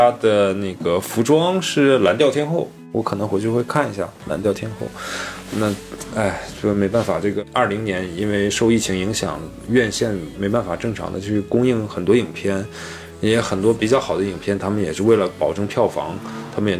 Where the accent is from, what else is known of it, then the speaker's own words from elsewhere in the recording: Northeast China, China; 因为其他我们大概也都看了嘛，那真的确实是，呃，用我们东北话叫矬子里面拔大个儿，就只能拔到这一个了，对吧？